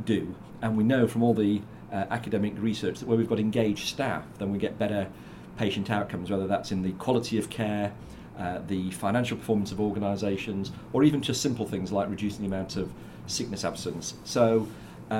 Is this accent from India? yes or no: no; South Africa; now in United Kingdom; I grew up in South Africa